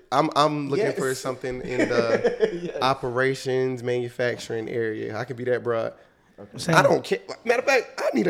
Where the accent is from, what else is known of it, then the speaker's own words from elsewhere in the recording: Ahoskie, North Carolina, United States; I am from Ahoski, North Carolina.